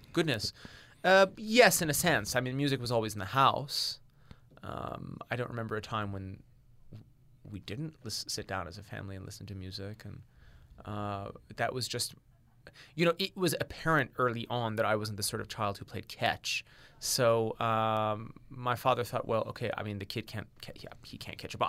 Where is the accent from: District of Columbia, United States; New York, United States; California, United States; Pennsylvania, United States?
District of Columbia, United States; Washington; also born or lived in Tehran, Iran; I grew up in Washington, D C. just outside of Washington, D C